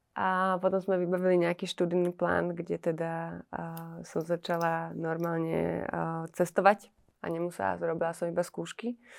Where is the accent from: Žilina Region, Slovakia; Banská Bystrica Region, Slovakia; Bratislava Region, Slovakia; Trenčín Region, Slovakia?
Trenčín Region, Slovakia; Trenčín; ja som z Trenčína